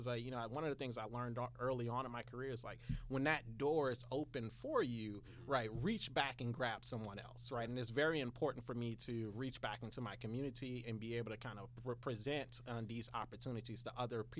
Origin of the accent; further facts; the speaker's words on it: New Orleans, Louisiana, United States; also born or lived in Houston, Texas; now in Atlanta, United States; I'm born and raised in New Orleans.